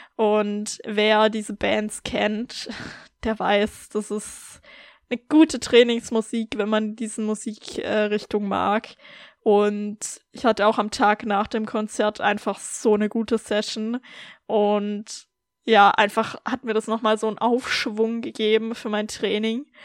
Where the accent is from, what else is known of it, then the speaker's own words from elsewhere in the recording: Germany; now in Austria; für mich als Deutsche nach Österreich zu ziehen